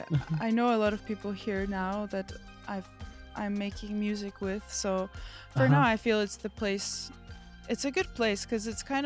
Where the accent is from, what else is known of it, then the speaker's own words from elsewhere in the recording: Warsaw, Masovian Voivodeship, Poland; also born or lived in Florida; I come from Warsaw, Poland, and also I come from. I also grew up for a few years in Florida.